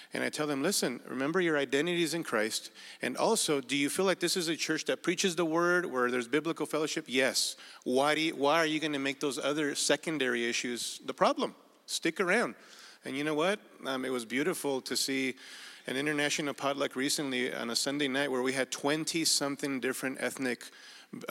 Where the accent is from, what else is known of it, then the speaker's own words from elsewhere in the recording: Mexico; now in Burbank, United States; I was born in Mexico with a Spaniard background